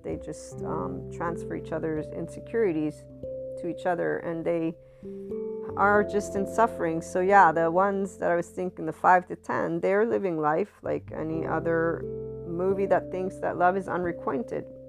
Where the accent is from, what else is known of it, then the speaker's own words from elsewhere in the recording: United States; I'm also from the West. I'm Italian American, so I have biculturalism